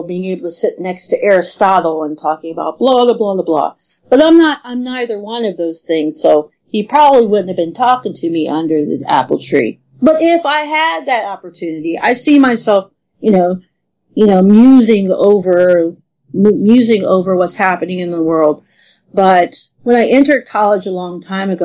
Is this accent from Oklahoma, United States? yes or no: no; southern Ohio, United States; Actually a really small town in southern Ohio. So I'm not even from I'm from a rural area.